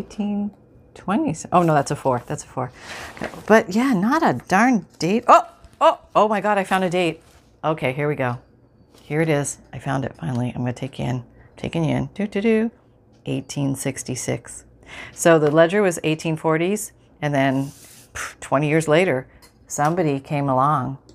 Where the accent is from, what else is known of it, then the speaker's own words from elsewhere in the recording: Canada; growing up in Canada